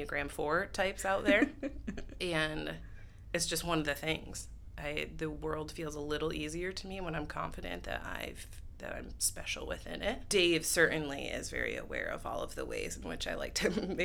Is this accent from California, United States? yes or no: no; Holland, Michigan, United States; I am from Holland, Michigan, which is where we're currently sitting, born and raised. And I have never left